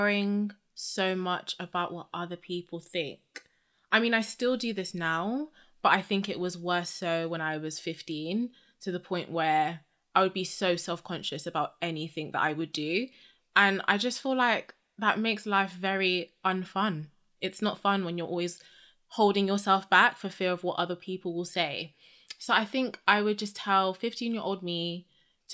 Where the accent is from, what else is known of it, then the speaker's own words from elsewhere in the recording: United Kingdom; I'm obviously British